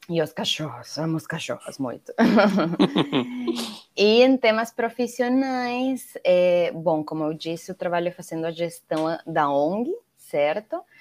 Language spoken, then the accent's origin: Portuguese; Venezuela; Portuguese is a second language; moved away as an adult; also born or lived in Mexico / United States; now in Brazil; nasci na Venezuela, eh, morei em alguns outros países, morei no México sete anos, nos Estados Unidos um, agora no Brasil já vou fazer oito anos aqui.